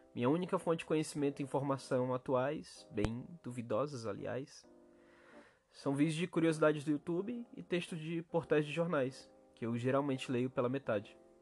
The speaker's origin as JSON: {"language": "Portuguese", "region": "Ceará", "country": "Brazil", "said": "na minha terra, no meu país Ceará"}